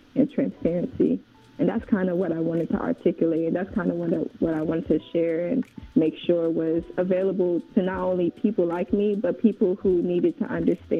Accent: New York, United States; moved away; also born or lived in Oshogbo, Osun State, Nigeria / College Park, Georgia / Fayetteville, Georgia / Tyrone, Georgia; born in Nigeria, but I was raised originally in Far Rockaway, Queens. And then my family moved to College Park, Georgia

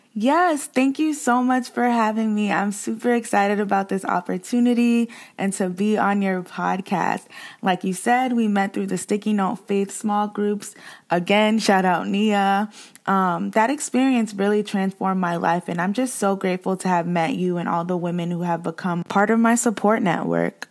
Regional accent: Boston, Massachusetts, United States; where I grew up in Boston, I grew up in the hood

